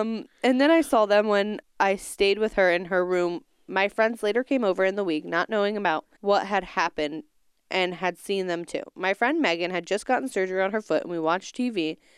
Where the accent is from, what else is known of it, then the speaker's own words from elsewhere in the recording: Tooele, Utah, United States; I grew up in Tolele, Utah, outside Salt Lake City.